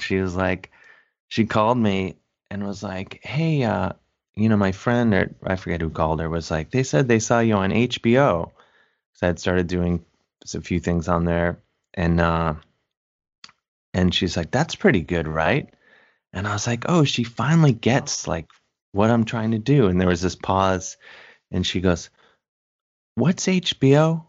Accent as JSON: {"language": "English", "town": "University Heights", "region": "Ohio", "country": "United States", "tie": "born or raised there", "moved": "yes", "said": "I'm from Cleveland, University Heights, Ohio, to be specific"}